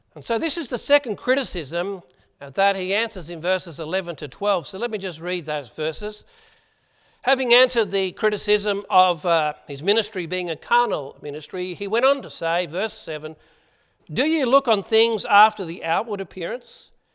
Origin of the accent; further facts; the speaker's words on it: Australia; accent: Aussie; my Aussie accent